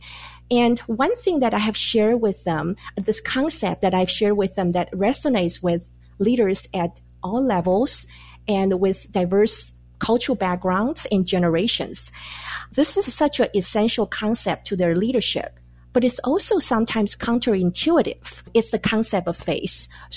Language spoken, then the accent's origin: English; Taiwan; moved away as an adult; now in United States; I was born and raised in Taiwan, and I came to the U.S. to go to graduate school.